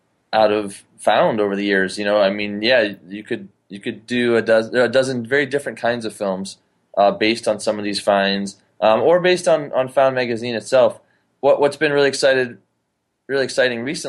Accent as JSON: {"language": "English", "town": "Ypsilanti", "region": "Michigan", "country": "United States", "tie": "born or raised there", "also_born_or_lived": "Ann Arbor, Michigan", "said": "my hometown, Ypsilanti, Michigan"}